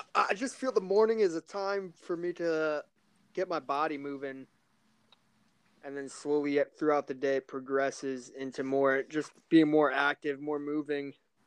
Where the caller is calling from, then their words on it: Richmond, Virginia, United States; Richmond, Virginia, right down off the I-95.